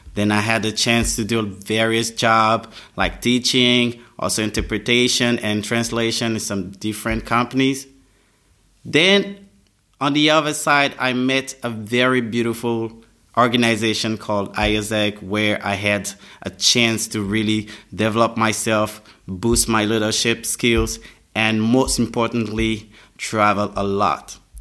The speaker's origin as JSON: {"language": "English", "region": "Abidjan", "country": "Côte d’Ivoire", "tie": "born or raised there", "second_language": "English", "said": "Then I grew up in Abidjan. I went to school in Abidjan"}